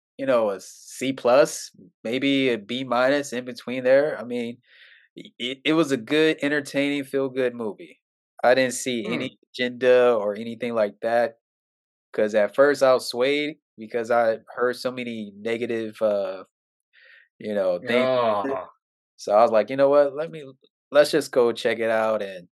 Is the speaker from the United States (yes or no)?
yes; Texas, United States; I'm from Texas.